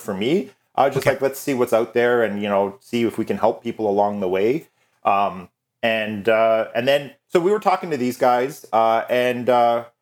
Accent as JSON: {"language": "English", "town": "Calgary", "region": "Alberta", "country": "Canada", "tie": "born or raised there", "also_born_or_lived": "Vancouver", "said": "So I was born and raised in Calgary, but I'd moved to Vancouver for 4 glorious years of beautiful weather and beaches. And then I came back."}